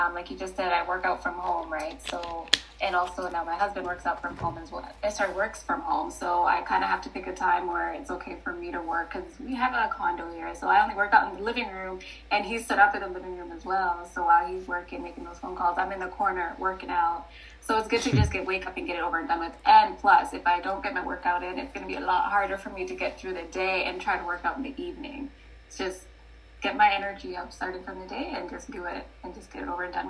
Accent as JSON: {"language": "English", "country": "Kenya", "tie": "born there", "moved": "yes", "said": "But the way I got up here is I was born back home in Kenya, and my dad came here first as a teaching assistant, I believe, in one of the universities, and we just followed a few years later."}